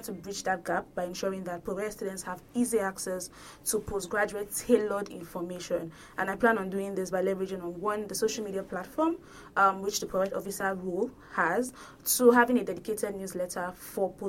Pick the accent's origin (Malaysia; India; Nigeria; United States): Nigeria; moved away as an adult; I'm from Nigeria